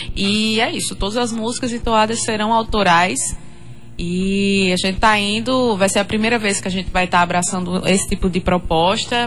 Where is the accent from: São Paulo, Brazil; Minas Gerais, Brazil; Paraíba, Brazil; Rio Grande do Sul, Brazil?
Paraíba, Brazil; Eu falando como paraibana, eu acho que eu me tornei mais paraibana ainda quando eu entrei no Maracastelo